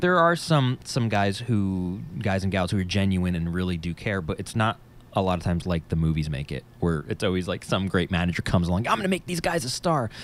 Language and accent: English; New Jersey, United States; I'm from New Jersey. if you couldn't tell by my accent.